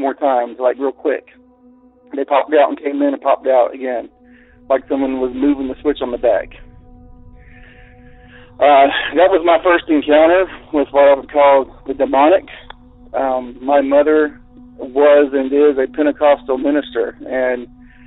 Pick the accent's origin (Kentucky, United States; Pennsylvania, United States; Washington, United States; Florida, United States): Florida, United States; Central; I grew up in Central Florida in rural areas